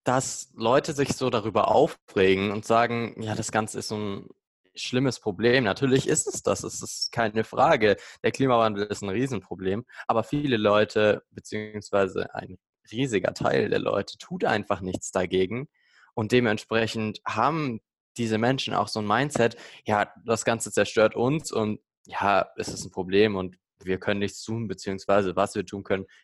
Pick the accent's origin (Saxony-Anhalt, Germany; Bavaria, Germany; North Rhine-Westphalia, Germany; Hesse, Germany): Bavaria, Germany; Augsburg; wie Axel schon gesagt hat. Ich komme aus Augsburg, bin 16 Jahre alt und gehe dementsprechend auch noch zur Schule.